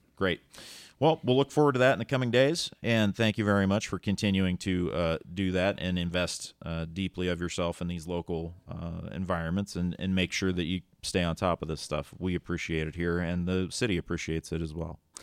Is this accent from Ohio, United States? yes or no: yes; Lisbon, Ohio, United States; growing up in Lisbon, Ohio